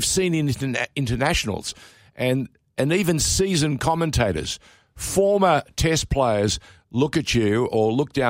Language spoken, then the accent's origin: English; Sydney, New South Wales, Australia; I grew up in Sydney, Robbie, and of course during the winter, I was obliged to support the Randwick Rugby Union Club because I was a Randwick cricketer during the summer months.